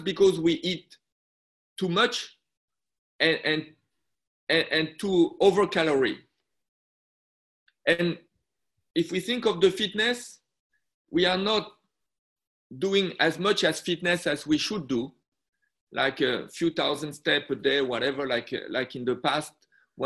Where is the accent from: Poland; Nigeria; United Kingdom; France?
France; moved away as an adult; also born or lived in Busan, Korea (family); now in Shenzhen, China; I was born in France. My mother went in France to do a PhD, become a doctor, and work in a French hospital